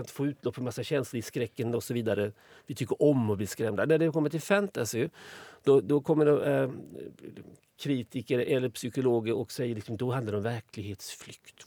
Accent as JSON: {"language": "Swedish", "region": "Småland", "country": "Sweden", "said": "Jag, kommer från Småland"}